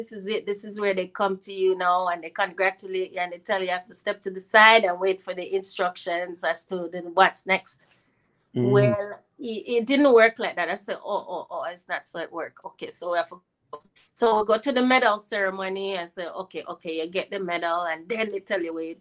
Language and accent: English; Jamaica; moved away; also born or lived in United States / Canada; it was natural for me to return to my home country